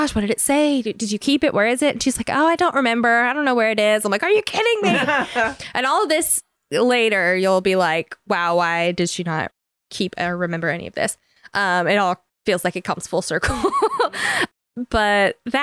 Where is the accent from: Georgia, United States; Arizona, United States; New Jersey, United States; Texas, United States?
Georgia, United States; Rome; moved away as an adult; also born or lived in Silver Creek, Georgia; now in Jacksonville, United States; I grew up in Rome, Georgia, and then moved to Jacksonville